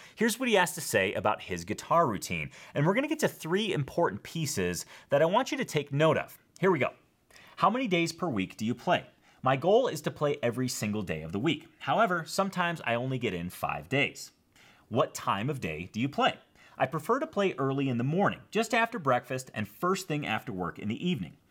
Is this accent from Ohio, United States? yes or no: no; Schaumburg, Illinois, United States; now in Bozeman, United States; I'm originally from Schaumburg, Illinois, which is a northwest suburb of Chicago.